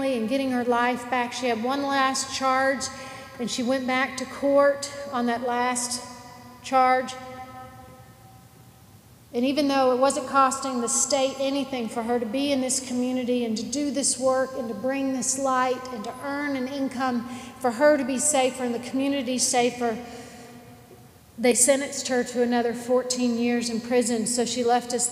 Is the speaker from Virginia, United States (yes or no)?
no; Nashville, Tennessee, United States; I'm from Nashville